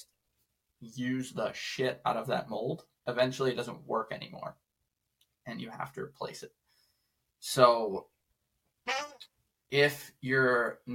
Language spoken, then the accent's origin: English; Detroit, Michigan, United States; I grew up in Metro Detroit